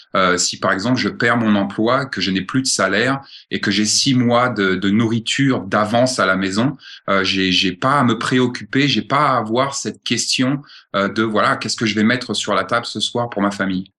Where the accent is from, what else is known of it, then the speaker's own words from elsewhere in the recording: France; moved away as an adult; now in Montana, United States; je suis français, né en France, grandi en France